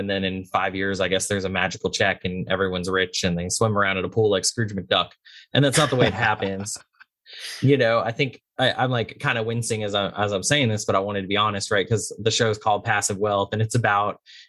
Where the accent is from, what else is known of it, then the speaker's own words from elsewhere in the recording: Texas, United States; moved away; I'm originally from Texas. We know our way around a grill